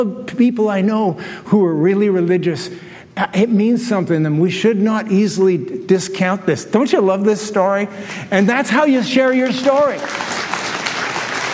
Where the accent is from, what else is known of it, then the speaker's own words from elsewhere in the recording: Canada; I'm a Canadian